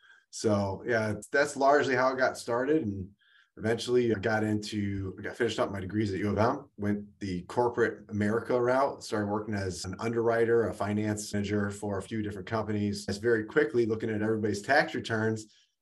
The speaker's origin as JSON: {"language": "English", "town": "Detroit", "region": "Michigan", "country": "United States", "tie": "born or raised there", "also_born_or_lived": "California", "said": "we grew up here rough in the Detroit area, in Detroit proper."}